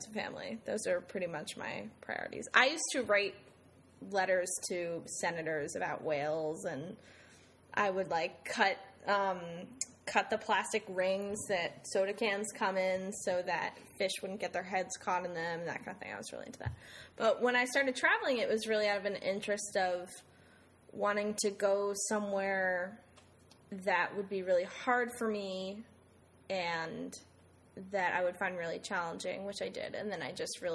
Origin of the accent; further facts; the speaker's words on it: Summit, New Jersey, United States; moved away as an adult; also born or lived in Saratoga Springs, New York / Ghana / Beijing, China / New York; now in Hartford, United States; I'm from Summit, New Jersey.